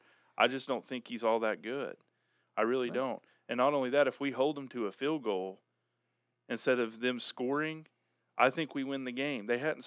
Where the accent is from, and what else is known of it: Haskell, Oklahoma, United States